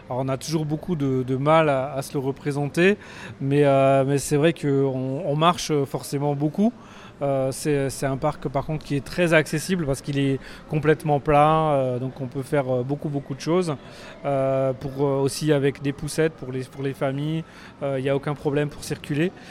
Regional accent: Grand Est, France; euh, Nous, des Vosges, là.

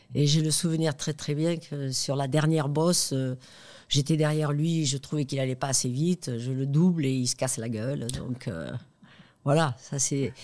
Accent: France; accent: l'accent des Pyrénées; notre accent, comme euh, Jean Castex, l'accent des Pyrénées

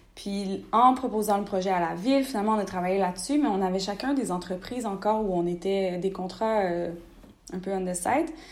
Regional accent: Rimouski, Quebec, Canada; moved away as an adult; also born or lived in Gaspésie; now in Montreal, Canada; je suis née en Gaspésie, j'ai grandi à Rimouski, j'habite maintenant à Montréal

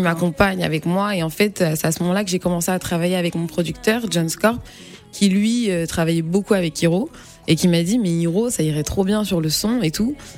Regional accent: Angers, Pays de la Loire, France; moved away as an adult; also born or lived in Le Mans / Congo; now in Paris, France; je viens pas de Paris, je viens d'Angers. Je suis née au Mans, je viens d'Angers et je suis arrivée sur Paris

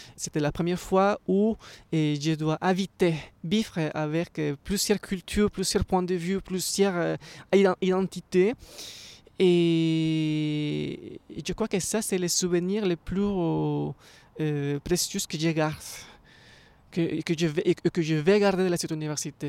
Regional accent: Ecuador; moved away as an adult; now in Paris, France; je viens d'Équateur.

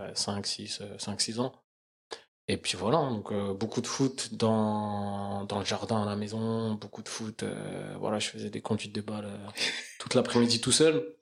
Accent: Crosne, Île-de-France, France; also born or lived in Belleville, Paris; J'ai grandi dans 91, donc euh, une petite ville euh, qui s'appelle Crône

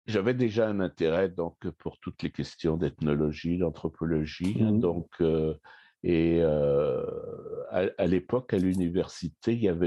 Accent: Paris, Île-de-France, France; now in Canada; Et non, je suis né à Paris. Je suis né à Paris. Puis donc, j'ai été j'ai fait mes études à Paris

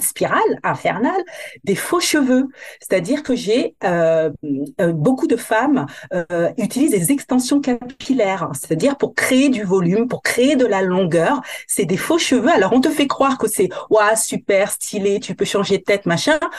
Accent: Guadeloupe; je suis originaire de la Guadeloupe, donc euh, je, je suis antillaise

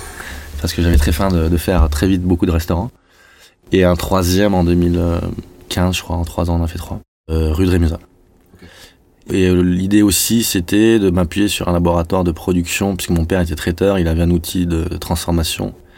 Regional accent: Toulouse, Occitania, France; moved away as an adult; also born or lived in Paris; je suis revenu en 2014 à Toulouse, puisque je suis toulousain.

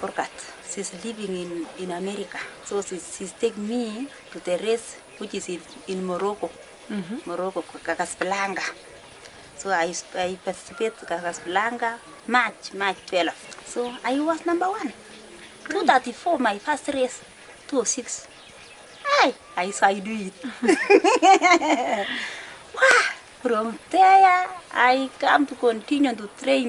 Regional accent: East Pokot, Baringo County, Kenya; I am coming from East Pokot country

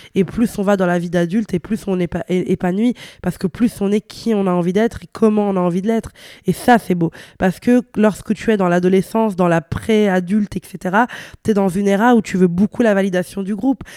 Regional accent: Italy; moved away; also born or lived in Brussels, Belgium; je venais d'Italie, j'avais des codes vestimentaires qui n'étaient pas ceux de Bruxelles. C'est-à-dire que bah, chez moi, en Italie, on ose

